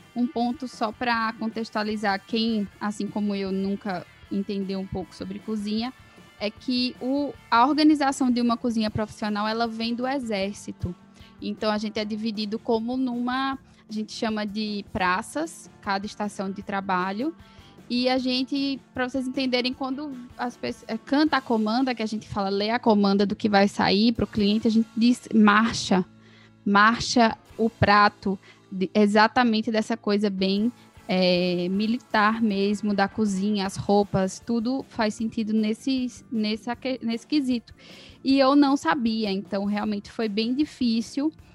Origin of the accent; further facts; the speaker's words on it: Caruaru, Pernambuco, Brazil; moved away; also born or lived in Ribeirão Preto / São Paulo; sou nascida, talvez, não sei se ela falou, em Ribeirão Preto, mas fui criada em Caruaru, então me considero caruaruense